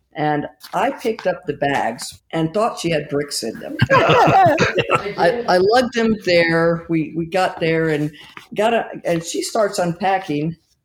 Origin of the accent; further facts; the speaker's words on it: Germany; That's true. I grew up mostly in Germany. I like a lot of typical, what we call army brats. That's what I was growing up. My father was military. We lived in Germany for most of my growing up